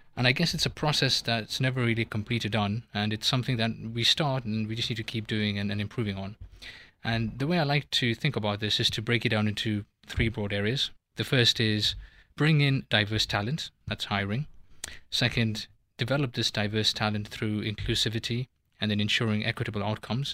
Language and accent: English; Kenya; moved away as an adult; also born or lived in United Kingdom; now in Switzerland; I am a straight male of Indian origin who was born and brought up in Kenya, went to university in the U K